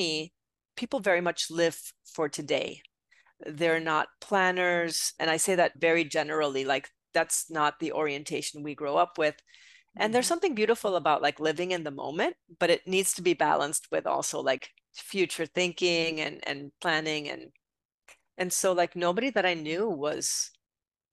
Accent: Puerto Rico; moved away as an adult; also born or lived in Europe; now in Connecticut, United States; I'm originally from Puerto Rico. Okay. So I grew up on the island and I came to United States, to the mainland when I was 18 years old

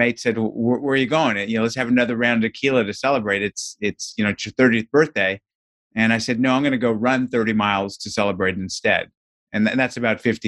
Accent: Southern California, United States; I grew up in Southern California, and some of my earliest childhood recollections are running home from kindergarten

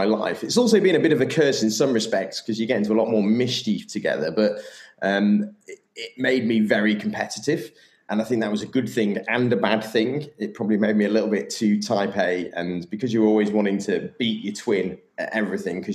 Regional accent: Sheffield, Yorkshire and the Humber, United Kingdom; I'm English from Sheffield

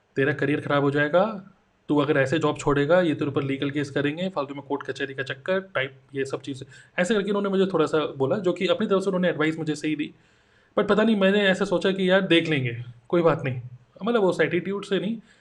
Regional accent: Dehradun, Uttarakhand, India; moved away as an adult; now in Noida, India; मैं देहरादून से बिलोंग करता हूँ अभी मैं नोएडा में हूँ

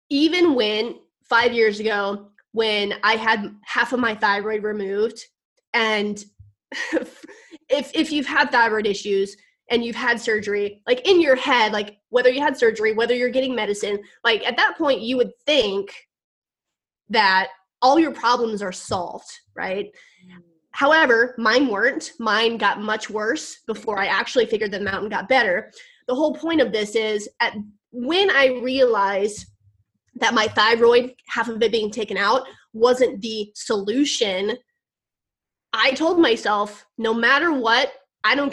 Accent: Missouri, United States; moved away; I'm down in Missouri, in my hometown

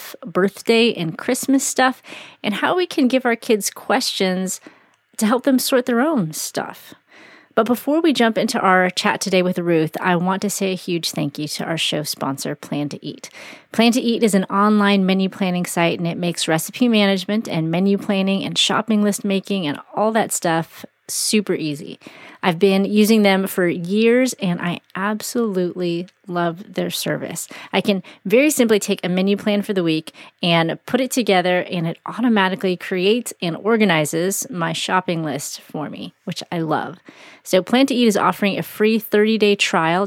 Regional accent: Chicago, Illinois, United States; also born or lived in Brownsville, Texas; now in Texas, United States; I grew up in Chicago

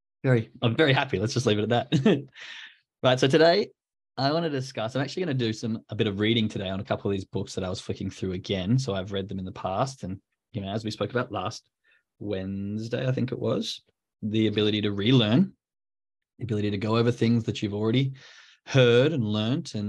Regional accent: Australia; now in Germany; as an Aussie, a white Christmas is a nice kind of different feel

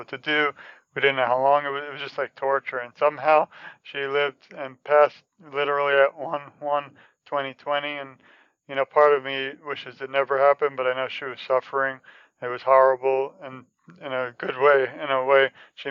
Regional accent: New York, United States; when I was younger, I'm from New York

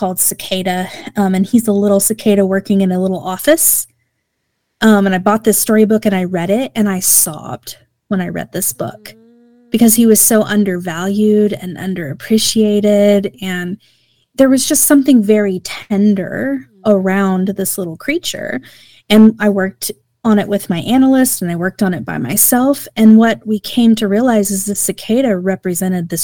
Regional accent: Oklahoma, United States

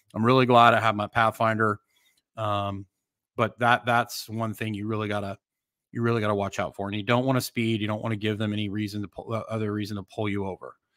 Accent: Canada; moved away; I grew up in Canada.

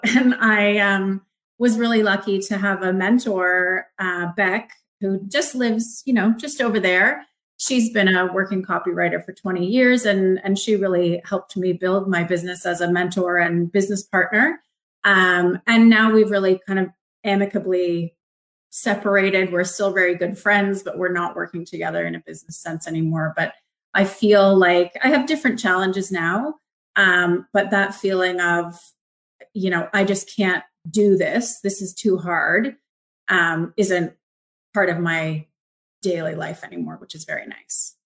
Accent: Markham, Ontario, Canada; moved away; I grew up in Markham, which is a suburb of Toronto

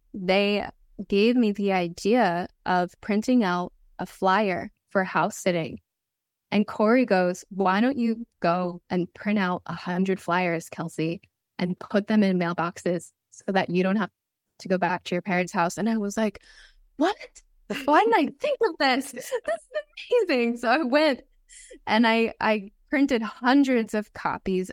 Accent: Connecticut, United States; moved away as an adult; also born or lived in Italy; this was my hometown in Connecticut.

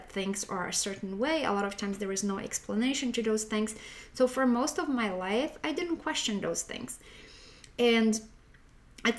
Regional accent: Poland; I was raised in Poland, and most of the Poland is Roman Catholic

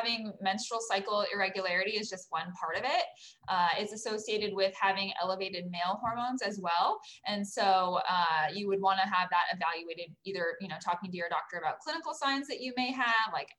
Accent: Orange County, California, United States; also born or lived in Los Angeles, California; I grew up in the Orange County area, so I'm a local girl.

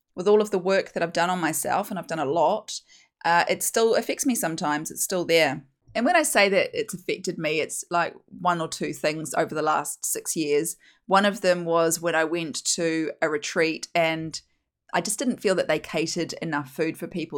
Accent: New Zealand; moved away as an adult; also born or lived in United Kingdom; now in Australia; as you can hear from my accent, I'm from New Zealand

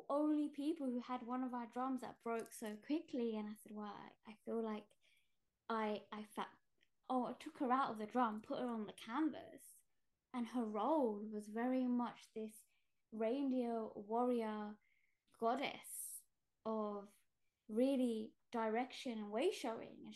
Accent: Gujarat, India; I'm Indian, and we come from Gujarat, and the caste I come from, we're tailors

